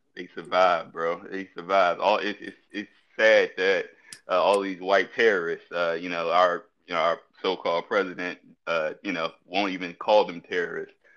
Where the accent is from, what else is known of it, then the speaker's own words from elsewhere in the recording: Petersburg, Virginia, United States; I'm from Petersburg